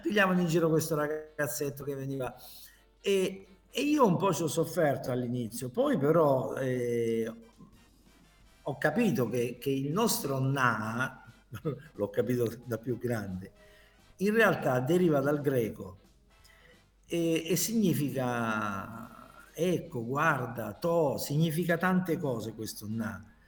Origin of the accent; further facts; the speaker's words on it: Taranto, Apulia, Italy; also born or lived in Lizzano; now in Milan, Italy; Taranto, la mia città